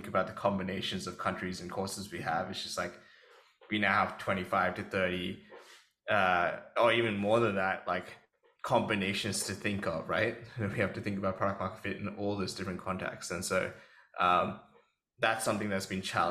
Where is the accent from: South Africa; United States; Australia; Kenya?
Australia; as an Australian guy